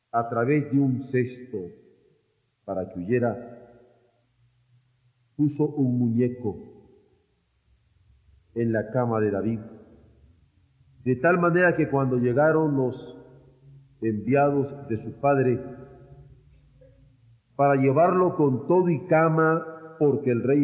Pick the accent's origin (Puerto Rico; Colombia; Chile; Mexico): Mexico